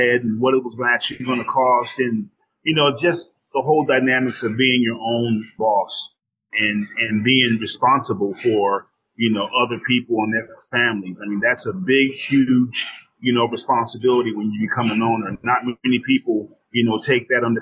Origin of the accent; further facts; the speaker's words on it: New Jersey, United States; now in Glendale, Arizona, United States; I'm from New Jersey originally. So, you know, I was definitely raised on macaroni and cheese